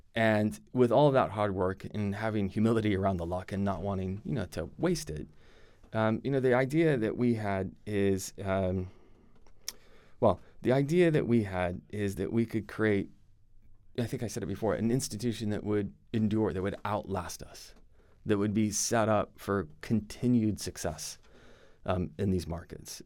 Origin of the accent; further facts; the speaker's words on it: United States; accent: American; moved away as an adult; now in Europe; I'm American, as you can tell by my accent. Moved here twenty-three years ago, followed a girl.